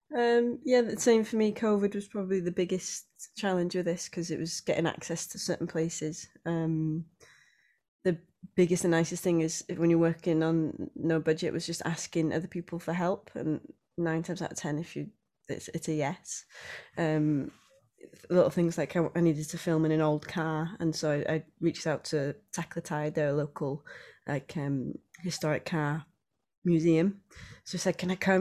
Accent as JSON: {"language": "English", "region": "Wales", "country": "United Kingdom", "also_born_or_lived": "Anglesey", "said": "being Welsh"}